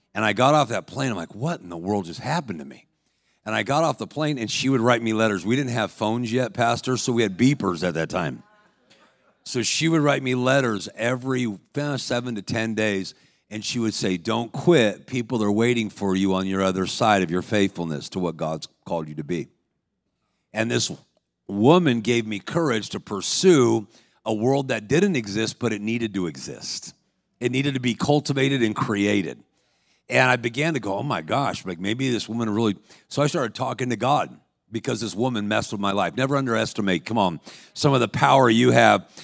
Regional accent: Los Angeles, California, United States; I was a professional athlete growing up in Los Angeles.

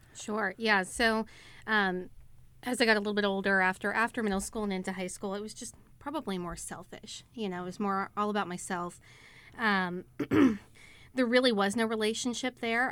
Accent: Texas, United States; also born or lived in Pittsburgh, Pennsylvania (family origin); We're from the Pittsburgh area, but moved to Texas after they got married

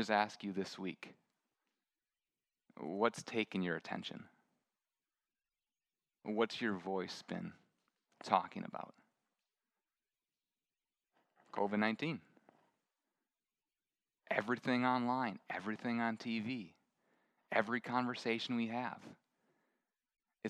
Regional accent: Midwest, United States; moved away; I grew up in the Midwest

